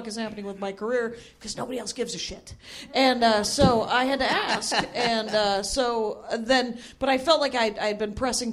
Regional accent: Wisconsin, United States; I'm from Wisconsin

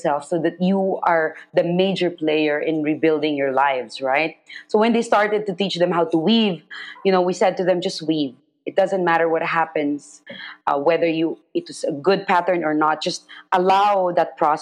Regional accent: Philippines; I'm Filipino and I tell the stories of my own country, of my own people

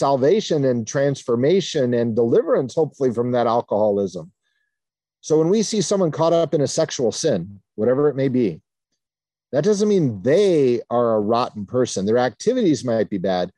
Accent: New Castle, Indiana, United States; I was baptized in the Free Methodist Church in Newcastle, Indiana when I was 9 days old and have grown up in the Free Methodist Church since then

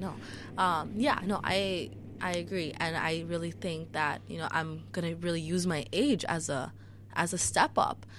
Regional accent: Chicago, Illinois, United States; also born or lived in Niles Township; I grew up in Chicago public schools

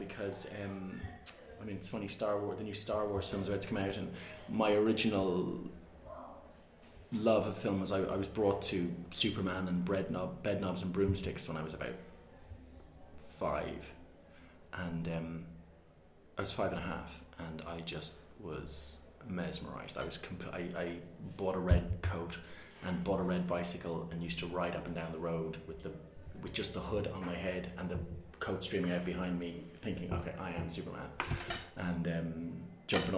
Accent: Navan, Leinster, Ireland; I'm from Navan and it's a small town

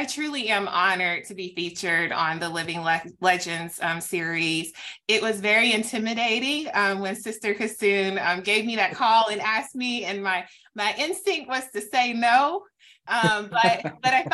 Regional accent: Tennessee, United States; moved away as an adult; I am actually back in my home state now. I'm back in the fabulous state of Tennessee

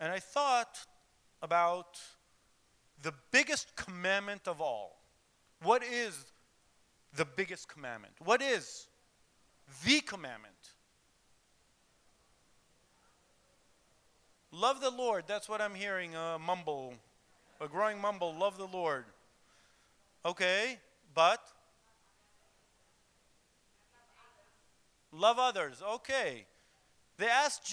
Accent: Jerusalem, Jerusalem District, Israel; I was born in Jerusalem, Israel, and my father and his parents were also, they were born in Jerusalem, Israel. So I had the privilege of being raised in Jerusalem

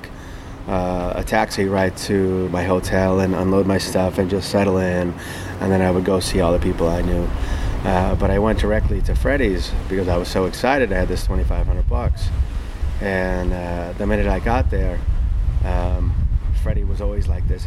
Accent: United States; I was from America

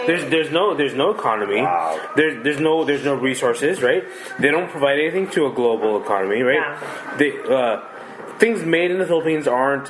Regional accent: United States; I'm not from there. My parents are, but they don't plan on going back there. And I'm American born.

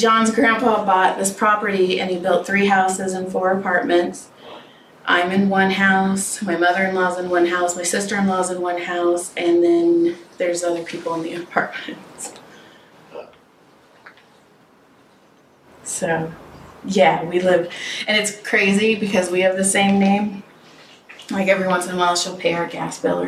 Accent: Madera, California, United States; moved away as an adult; also born or lived in Texas; now in Santa Clarita, United States; I grew up in Madera, Fresno

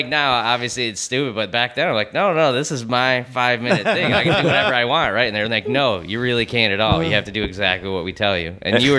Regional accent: upstate New York, United States; moved away; I just did a show in my hometown

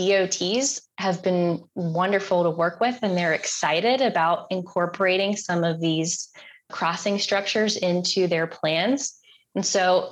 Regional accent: Concord, North Carolina, United States; I grew up in Concord, right outside of Charlotte.

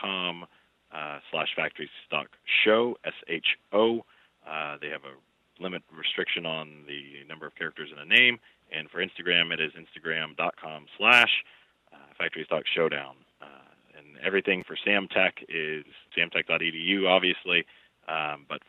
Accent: Texas, United States; we're from Texas

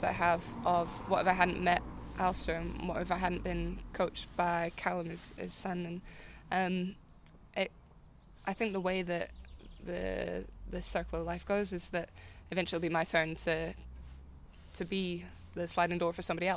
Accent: Milngavie, Scotland, United Kingdom; I'm from Mulgay

